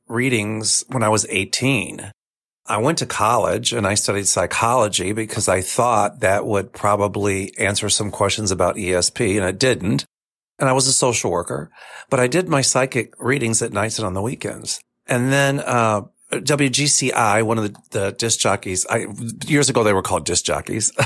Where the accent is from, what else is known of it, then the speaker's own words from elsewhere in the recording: Kentucky, United States; now in Chicago, United States; I'm from Kentucky originally